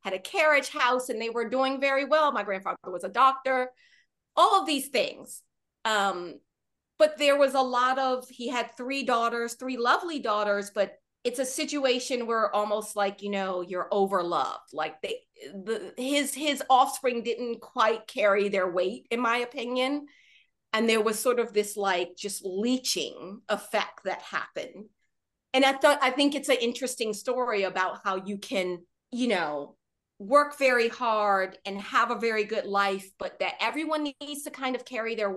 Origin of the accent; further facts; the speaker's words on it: Washington, District of Columbia, United States; Growing up in Washington, D.C.